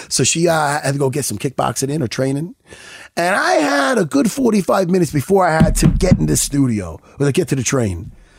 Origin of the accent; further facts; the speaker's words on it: Long Island, New York, United States; we're from Long Island, New York.